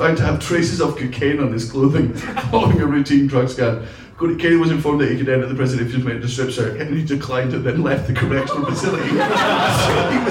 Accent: Scotland, United Kingdom; I'm Scottish.

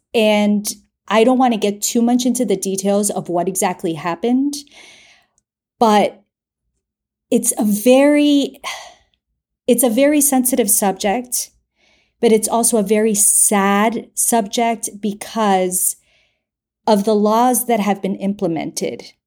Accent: United States; I grew up in the United States, but I am full-blown Colombian

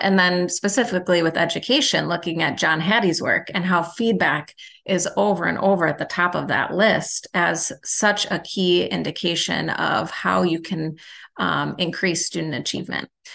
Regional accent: Milwaukee, Wisconsin, United States; also born or lived in Illinois; I'm from Milwaukee

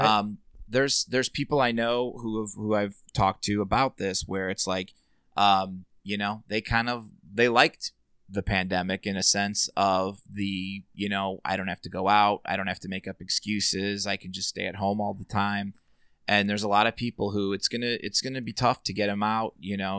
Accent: Merrillville, Indiana, United States; I grew up in Sherryville, right next door

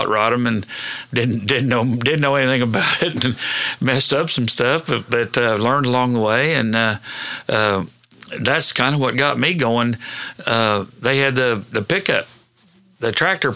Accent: Hennessey, Oklahoma, United States; I went to school and grew up in Hennessy.

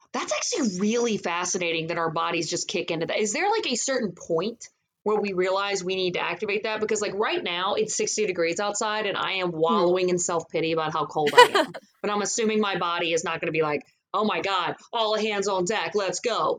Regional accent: Louisiana, United States; born and raised in Louisiana

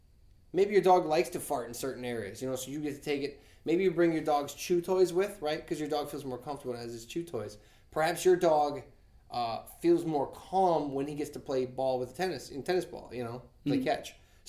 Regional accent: Nashville, Tennessee, United States; I grew up in Nashville. Nobody wore ear protection when they were shooting guns.

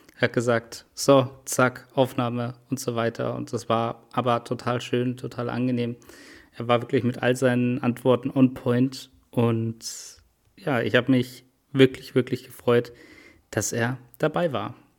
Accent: Munich, Bavaria, Germany; Als Münchner bin ich natürlich ähm, da auch immer mit dabei mit dem FC Bayern

